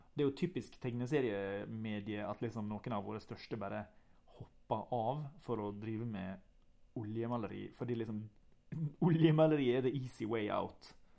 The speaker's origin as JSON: {"language": "Norwegian", "town": "Ulsteinvik", "region": "Møre og Romsdal", "country": "Norway", "tie": "born or raised there", "said": "Jeg er fra Ulsteinvik"}